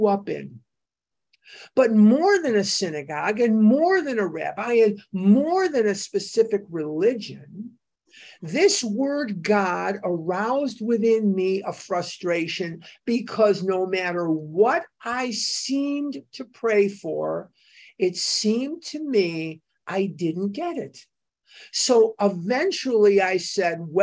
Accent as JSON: {"language": "English", "town": "Chicago", "region": "Illinois", "country": "United States", "tie": "born or raised there", "said": "as a child, I went to the synagogue at the corner of where we lived. I'm from Devon Avenue in Chicago. I'm a West Rogers Park boy."}